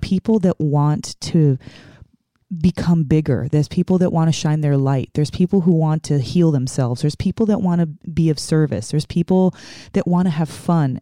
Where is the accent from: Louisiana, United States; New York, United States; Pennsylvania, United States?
New York, United States; New York City; moved away; I'm originally from the Bronx, New York